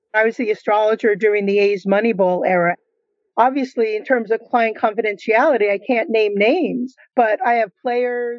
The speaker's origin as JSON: {"language": "English", "region": "New York", "country": "United States", "moved": "yes", "said": "I'm originally from New York."}